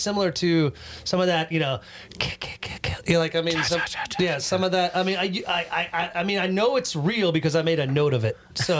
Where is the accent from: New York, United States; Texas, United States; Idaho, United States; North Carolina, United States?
North Carolina, United States; I'm from North Carolina.